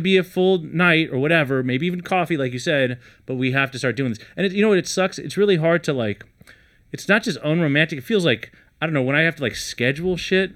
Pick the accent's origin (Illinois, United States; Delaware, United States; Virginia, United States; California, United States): California, United States; Los Angeles; also born or lived in San Francisco Bay Area; I'm actually from L